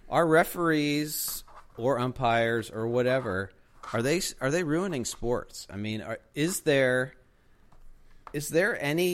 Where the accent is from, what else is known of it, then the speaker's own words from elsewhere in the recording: Pittsburgh, Pennsylvania, United States; I grew up in Pittsburgh